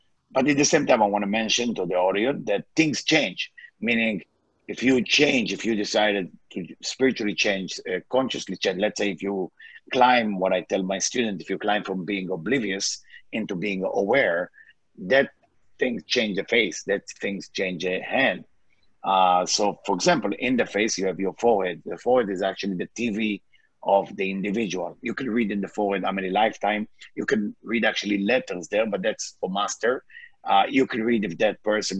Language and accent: English; Israel; English is a second language; moved away; I born in Israel. English is not my first language.